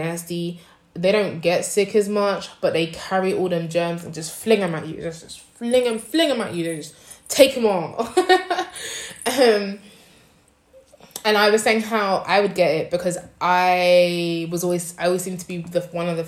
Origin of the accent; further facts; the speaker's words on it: London, United Kingdom; now in Nanjing, China; I am from London, but I currently live in Nanjing, China.